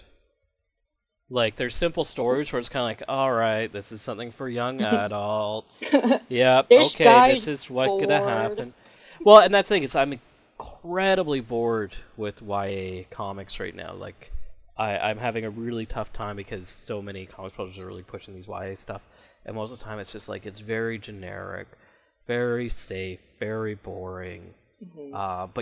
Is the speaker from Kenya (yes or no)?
no; Canada; I'm from Canada